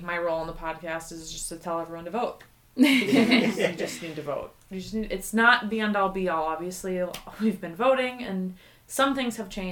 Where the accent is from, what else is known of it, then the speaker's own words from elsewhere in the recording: Minneapolis, Minnesota, United States; moved away as an adult; now in North Dakota, United States; I come from the Twin Cities of Minnesota, and I started there